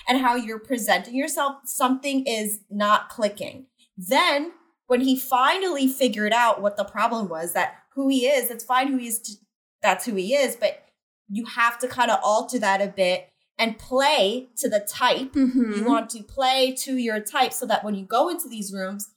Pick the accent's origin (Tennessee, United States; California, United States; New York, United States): New York, United States; New York City; I'm from Staten Island, New York